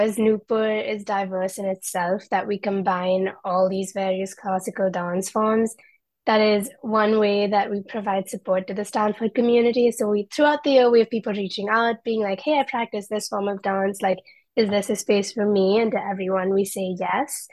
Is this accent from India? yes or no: yes; India; moved away as an adult; now in United States; I'm originally from India, grew up there, just moved to the United States for college